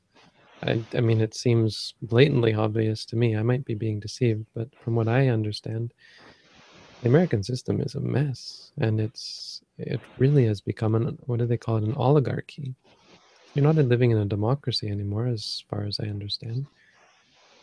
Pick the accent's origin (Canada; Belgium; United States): Canada; now in Thailand